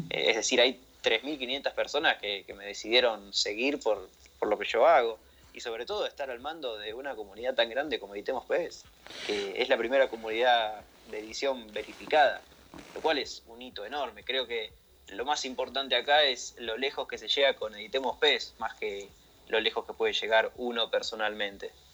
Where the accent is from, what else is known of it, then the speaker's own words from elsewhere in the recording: Argentina; accent: Argentine; Soy argentino, como notarán en mi acento, en mi forma de hablar